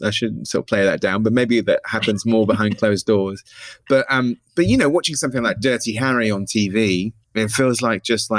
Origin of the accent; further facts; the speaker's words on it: Somerset, South West England, United Kingdom; moved away as an adult; now in London, United Kingdom; growing up in Somerset and it being sleepy and bucolic.